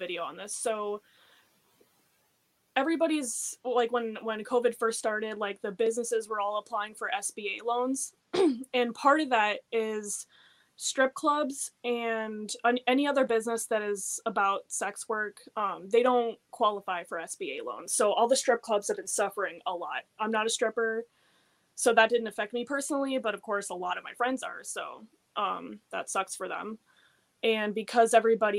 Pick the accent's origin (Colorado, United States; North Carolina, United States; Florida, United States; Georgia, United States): Florida, United States; also born or lived in Fort Lauderdale, Florida; I grew up in Florida